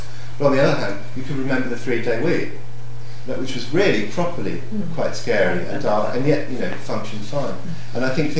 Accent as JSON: {"language": "English", "country": "Hong Kong", "tie": "born or raised there", "said": "I mean, I grew up in Hong Kong"}